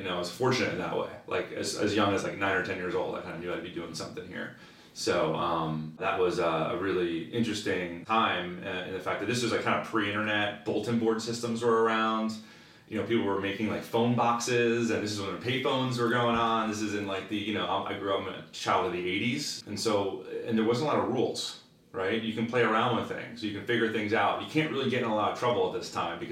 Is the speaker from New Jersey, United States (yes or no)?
yes; New Jersey, United States; also born or lived in London / West Coast; born and raised in New Jersey, right outside of Manhattan. And still live there today